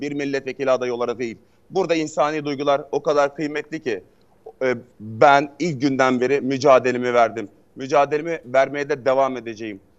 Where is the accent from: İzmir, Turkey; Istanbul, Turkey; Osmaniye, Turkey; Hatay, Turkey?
Hatay, Turkey; ben bir Hataylı olarak